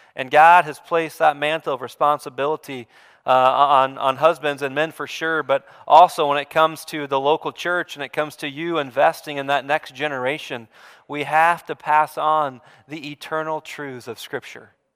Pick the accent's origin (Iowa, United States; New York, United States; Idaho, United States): Iowa, United States; Bondurant; I grew up in Bond Ranch on an acreage on a farm just outside of Bond Ranch, Iowa, up in the metro area